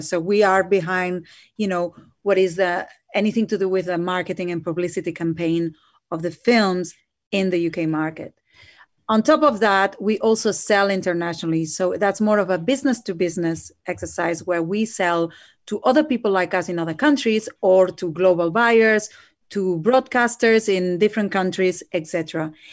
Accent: Barcelona, Catalonia, Spain; now in United Kingdom; I'm myself from Spain, from Barcelona

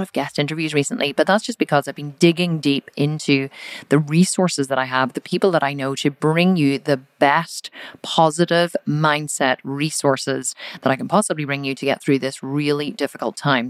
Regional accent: Belfast, Northern Ireland, United Kingdom; I'm actually from Belfast up in the north of Ireland

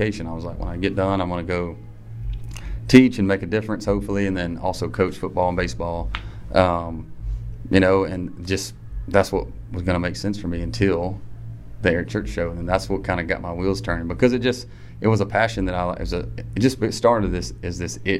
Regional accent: Harlem, Georgia, United States; I'm from Harlem, Georgia, a little bitty town outside of Augusta.

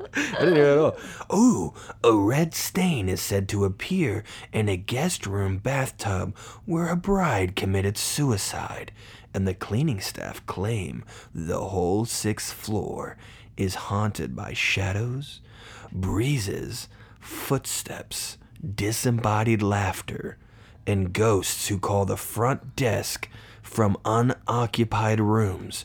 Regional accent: Poland, Indiana, United States; I'm from Poland, Indiana

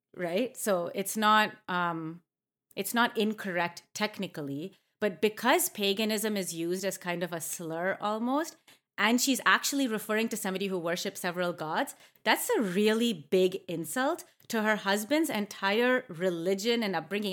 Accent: Canada; I grew up in Canada

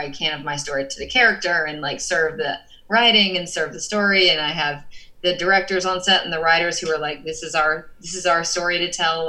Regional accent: Georgia, United States; moved away as an adult; now in Los Angeles, United States; I am from Georgia, so like I grew up around country music. I grew up around the South.

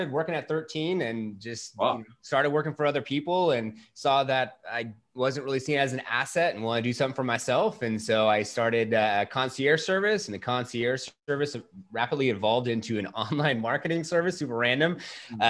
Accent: California, United States; moved away as an adult; now in Arizona, United States; I was from California, and I have a wife and a beautiful daughter who's 2.5. And we were part of that mass exodus out of California, moving here into Arizona

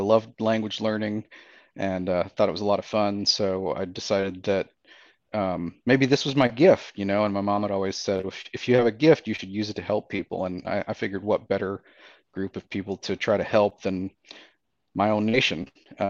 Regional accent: Birmingham, Alabama, United States; I'm a citizen of the Eastern Band of Cherokee Indians. I was brought up in Birmingham, Alabama, because my mother left the Quala boundary when she was 14 to escape some sort of bad family circumstances. And I was raised in Alabama.

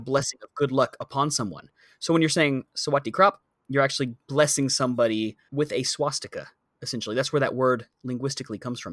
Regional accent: United States; moved away as an adult; now in Bangkok, Thailand; I'm not from Bangkok either. There will be a point in my life when I have lived here longer than I lived in the U S

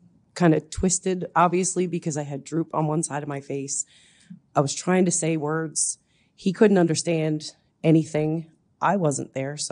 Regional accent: Newfoundland and Labrador, Canada; now in Head of Jeddore, Canada; I'm originally from Newfoundland. I live now in Head of Jador.

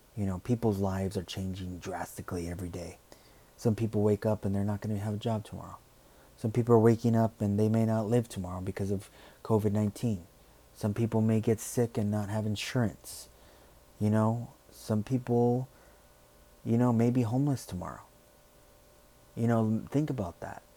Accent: United States; who we are, what we stand for as Americans.

